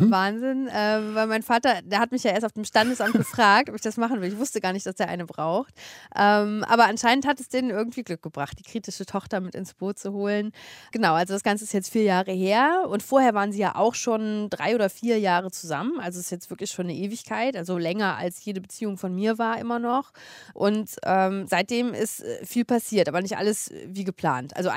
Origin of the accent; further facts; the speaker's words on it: Eifel, Germany; die sind noch zusammen und leben zusammen in meinem Heimatdorf ähm, und schlagen sich gerade durch den Eifler Winter.